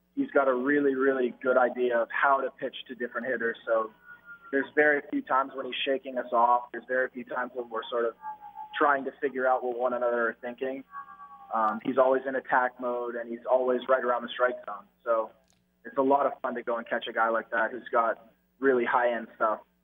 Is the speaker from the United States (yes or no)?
no; Canada; being Canadian, I had to learn it in in school